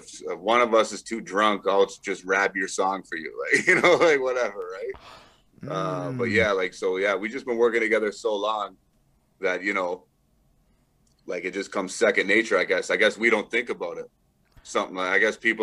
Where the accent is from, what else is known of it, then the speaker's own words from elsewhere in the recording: Brantford, Ontario, Canada; my hometown of Brantford